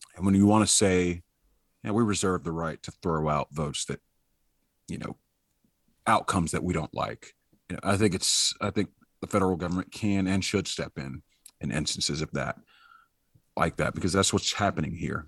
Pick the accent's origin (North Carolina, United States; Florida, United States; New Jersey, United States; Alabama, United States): Alabama, United States; Troy; now in Georgia, United States; I was born in Troy, Alabama